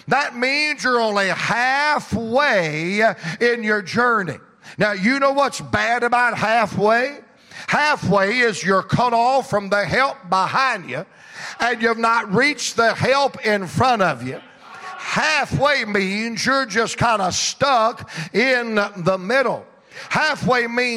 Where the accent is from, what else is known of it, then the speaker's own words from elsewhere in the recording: Georgia, United States; I'm from Georgia, same place he's from